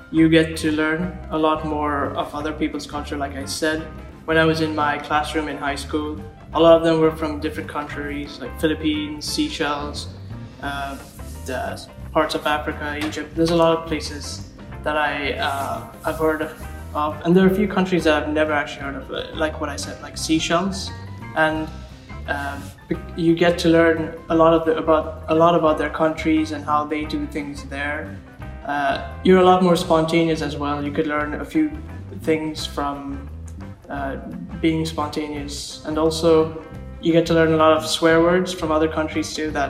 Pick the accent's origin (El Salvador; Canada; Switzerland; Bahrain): Bahrain; also born or lived in Sri Lanka / United Kingdom; I was born and raised in Bahrain, but um, I started off in Bahrain and then I moved to Sri Lanka and then for a few years, and then I moved to the United Kingdom for a few years as well.